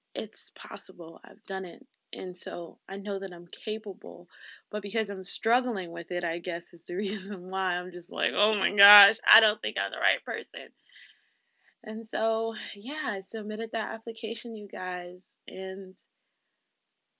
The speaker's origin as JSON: {"language": "English", "region": "South Florida", "country": "United States", "tie": "born or raised there", "said": "I grew up in South Florida"}